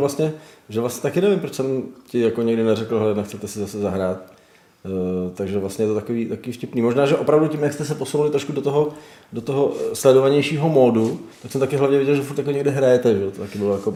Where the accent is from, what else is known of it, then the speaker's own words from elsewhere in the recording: Czechia; now in Prague, Czechia; já jsem z toho západnějšího pohraničí vlastně taky původem, taky jsem sem připlaval.